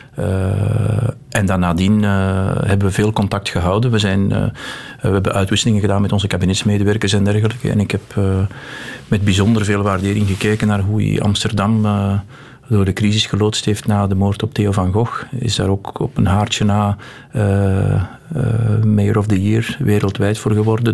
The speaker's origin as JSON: {"language": "Dutch", "region": "Flanders", "country": "Belgium", "said": "wij als Vlamingen"}